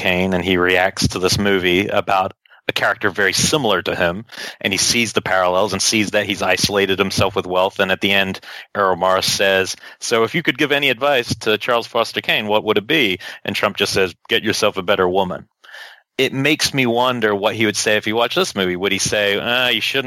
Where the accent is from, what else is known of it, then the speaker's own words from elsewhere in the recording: New Zealand; now in United States; I come from New Zealand. It's a very small country